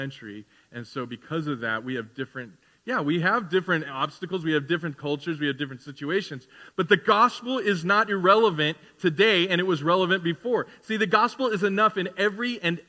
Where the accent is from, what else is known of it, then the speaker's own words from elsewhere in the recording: United States; we're Christians who happen to be Americans